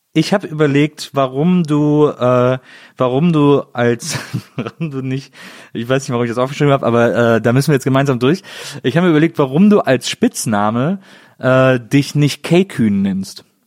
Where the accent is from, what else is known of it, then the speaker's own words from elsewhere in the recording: Bonn, North Rhine-Westphalia, Germany; aus dem schönen Bonn, meiner Geburtsstadt.